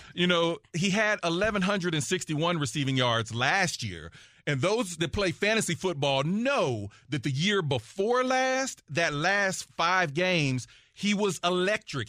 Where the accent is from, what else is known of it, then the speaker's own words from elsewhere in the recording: Dayton, Ohio, United States; I'm from Dayton, Ohio. I grew up in the Midwest.